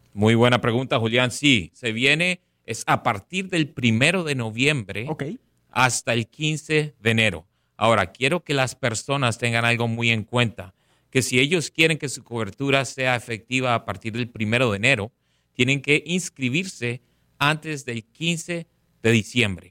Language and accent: Spanish; Barranquilla, Atlántico, Colombia; also born or lived in Bogotá, Colombia; now in Palm Beach County, United States; Nací en la capital, en Bogotá, pero me crié en Barranquilla.